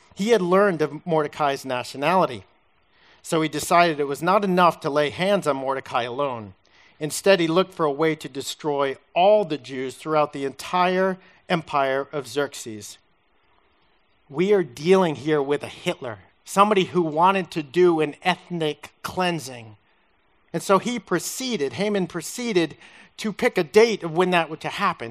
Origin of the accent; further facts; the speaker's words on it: Massachusetts, United States; moved away; I'm from Massachusetts